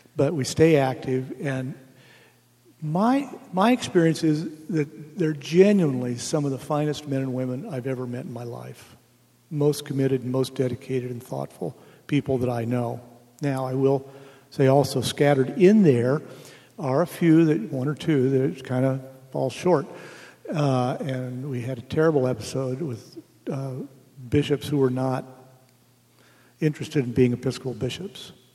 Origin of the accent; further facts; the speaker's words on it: United States; I'm an American